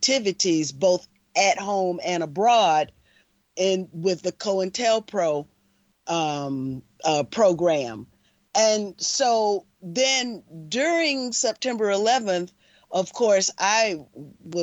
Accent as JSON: {"language": "English", "region": "the South", "country": "United States", "tie": "born or raised there", "said": "being a child of the South"}